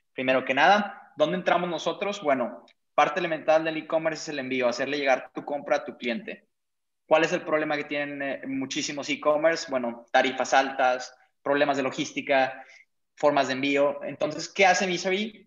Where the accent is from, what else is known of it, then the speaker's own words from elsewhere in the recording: Chihuahua, Mexico; also born or lived in Parral; now in Monterrey, Mexico; nosotros pues venimos de Chihuahua